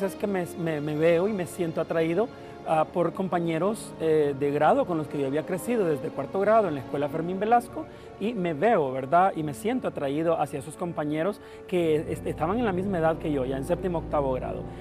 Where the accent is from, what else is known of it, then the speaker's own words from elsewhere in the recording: Villa Dolores, Cabañas, El Salvador; yo soy originario de Villa Dolores Cabañas